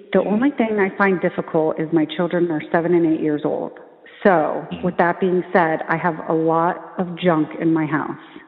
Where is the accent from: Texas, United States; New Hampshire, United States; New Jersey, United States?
New Jersey, United States; I'm from New Jersey.